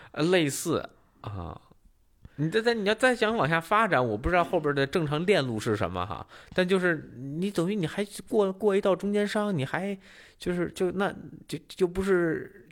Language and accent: Chinese; northern China, China; now in Singapore; 作为一个北方人的，可能稍微开朗了一些